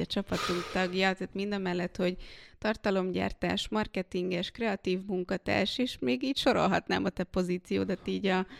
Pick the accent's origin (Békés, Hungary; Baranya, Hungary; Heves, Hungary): Békés, Hungary; now in Budapest, Hungary; én nem budapesti vagyok, én Békés megyei